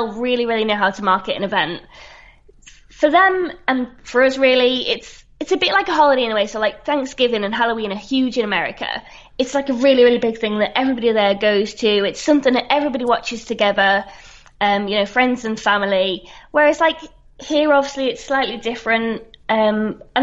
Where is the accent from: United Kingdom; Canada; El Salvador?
United Kingdom; Warrington, North West England; now in Manchester, United Kingdom; I'm from Warrington, which is a rugby league town